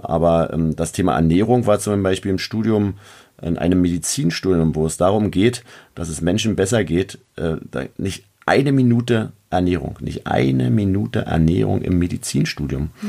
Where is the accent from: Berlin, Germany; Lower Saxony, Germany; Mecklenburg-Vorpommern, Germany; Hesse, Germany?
Berlin, Germany; accent: Berlinisch; aus Berlin zu kommen